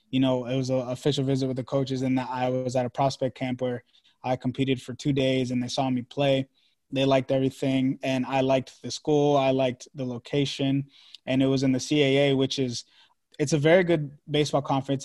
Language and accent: English; Maryland, United States; also born or lived in Washington, D.C. / Long Island, New York; I'm from Maryland